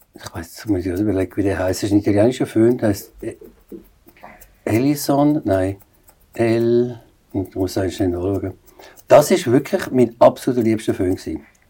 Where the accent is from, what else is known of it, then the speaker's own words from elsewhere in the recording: Aargau, Switzerland; moved away as an adult; also born or lived in New York; geboren im Aargau. Bin jetzt 23 Jahre in New York gewesen